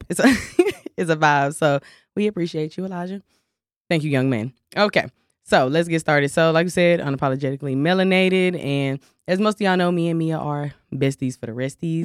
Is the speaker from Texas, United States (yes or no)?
yes; Dallas, Texas, United States; I'm from Dallas, Texas